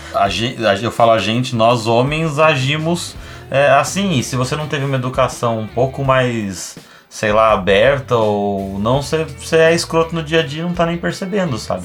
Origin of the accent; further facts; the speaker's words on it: São Paulo, Brazil; moved away as an adult; now in Porto Alegre, Brazil; eu sou de São Paulo, na verdade. Eu vim pra cá, pra Porto Alegre, pra fazer meu doutorado